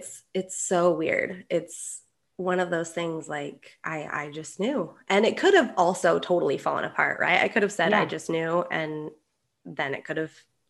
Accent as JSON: {"language": "English", "town": "Sparks", "region": "Nevada", "country": "United States", "moved": "as an adult", "lives_now": "Spain", "said": "I am from Sparks, Nevada."}